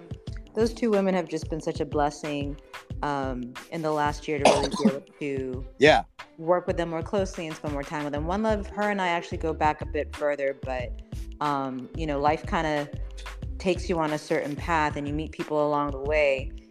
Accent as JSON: {"language": "English", "town": "Las Vegas", "region": "Nevada", "country": "United States", "tie": "born there", "also_born_or_lived": "Spain / Panama City, Florida / Venezuela", "said": "I was born in Las Vegas, Nevada."}